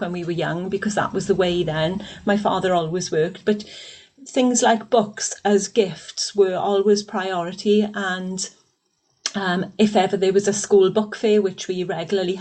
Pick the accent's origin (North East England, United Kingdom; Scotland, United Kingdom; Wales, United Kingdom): Wales, United Kingdom; Aberbargoed; I was brought up in a industrial Welsh Valleys little village called Aberbargoed